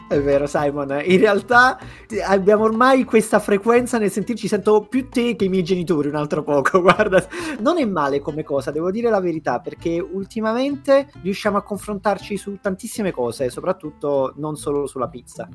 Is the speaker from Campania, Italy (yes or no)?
yes; Naples, Campania, Italy; now in London, United Kingdom; da napoletano